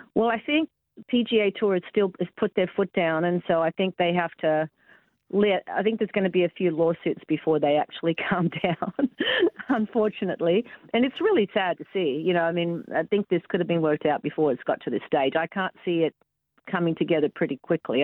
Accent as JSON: {"language": "English", "town": "Sydney", "region": "New South Wales", "country": "Australia", "tie": "born or raised there", "moved": "as an adult", "lives_now": "Tampa, United States", "said": "my hometown in Sydney"}